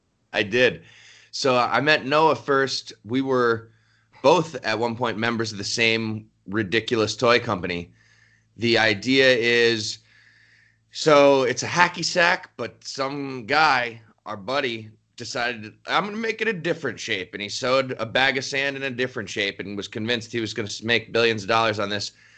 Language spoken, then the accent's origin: English; just outside New York City, United States; I grew up just outside New York City